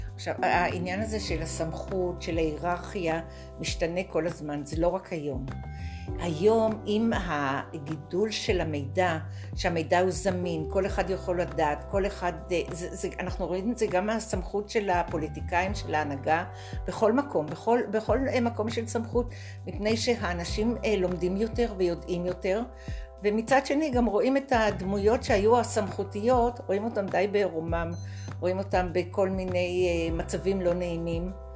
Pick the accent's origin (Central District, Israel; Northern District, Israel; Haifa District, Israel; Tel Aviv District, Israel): Tel Aviv District, Israel; Tel Aviv; moved away as an adult; also born or lived in Golan Heights; now in Nov, Israel; גדלתי בתל אביב